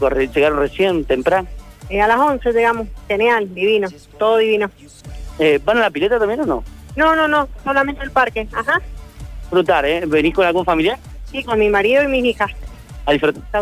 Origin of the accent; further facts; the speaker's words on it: Santa Fe, Argentina; soy de Santa Fe Capital.